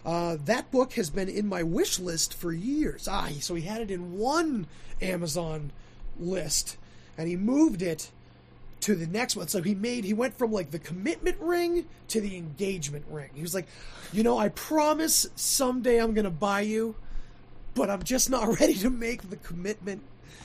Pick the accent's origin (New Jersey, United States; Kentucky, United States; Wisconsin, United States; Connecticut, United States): Kentucky, United States; so all while growing up in Eastern Kentucky...